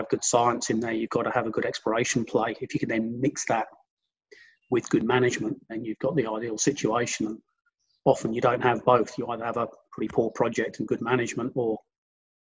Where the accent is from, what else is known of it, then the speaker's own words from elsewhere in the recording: Hampshire, South East England, United Kingdom; moved away as an adult; now in Australia; whilst I've been living in Australia for the last 30 years, I am actually English by background. So I grew up on the south coast in Hampshire.